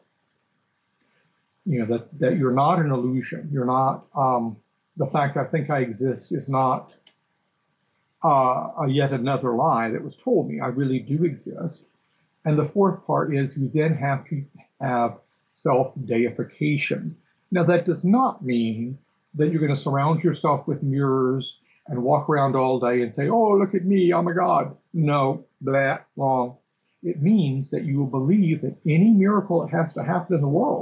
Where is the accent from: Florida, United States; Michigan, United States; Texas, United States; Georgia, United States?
Texas, United States; I grew up in Texas